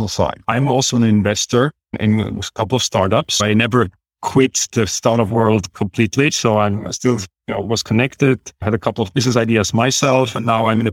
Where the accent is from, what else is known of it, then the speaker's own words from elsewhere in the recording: Switzerland; I grew up in Switzerland, actually in a rather small village with more cows than people.